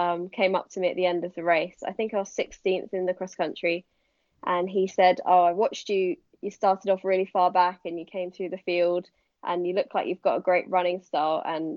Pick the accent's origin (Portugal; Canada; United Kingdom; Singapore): United Kingdom; Hampshire, South East England; I grew up in Hampshire, which is in England